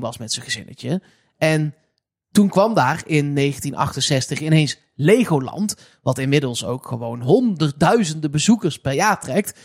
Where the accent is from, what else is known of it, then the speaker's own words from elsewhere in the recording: Eindhoven, North Brabant, Netherlands; ik kom uit Eindhoven